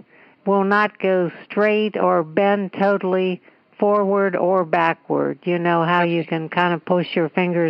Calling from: Los Angeles, California, United States; Los Angeles.

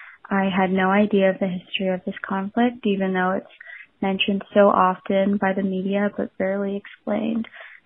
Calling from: Anaheim, California, United States; I'm calling from Anaheim, California.

